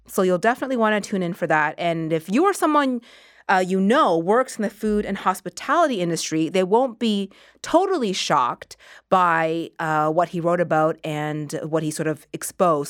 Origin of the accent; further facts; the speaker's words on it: Halifax, Nova Scotia, Canada; moved away; my parents are in Halifax, which is where I grew up. I grew up in Nova Scotia